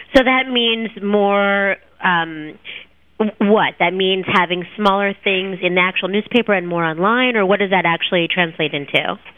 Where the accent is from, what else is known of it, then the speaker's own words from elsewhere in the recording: New Jersey, United States; now in Miami, United States; I'm from New Jersey, and I've decided that's too cold for me